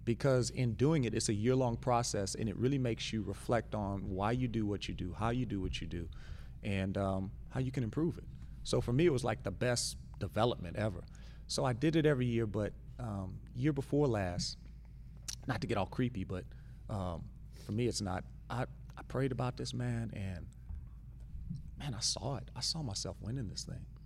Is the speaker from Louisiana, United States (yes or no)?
yes; Louisiana, United States; I'm from Louisiana